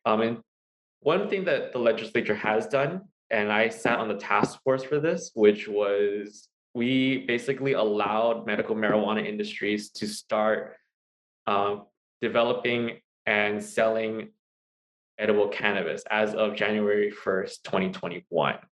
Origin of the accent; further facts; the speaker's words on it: Hawaii, United States; also born or lived in Pennsylvania; I was born and raised here in Hawaii